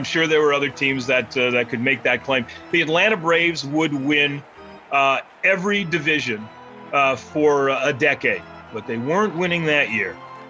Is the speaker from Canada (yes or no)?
yes; Montreal, Quebec, Canada; I grew up in Montreal.